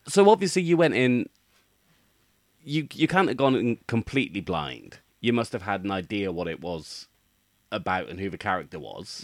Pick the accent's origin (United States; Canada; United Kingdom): United Kingdom; as a British person